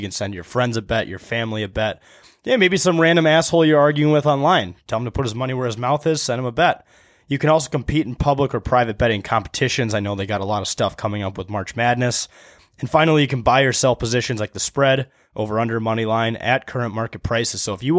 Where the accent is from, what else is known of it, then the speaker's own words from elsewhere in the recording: Wisconsin, United States; In Wisconsin. I was born here. I grew up in Wisconsin.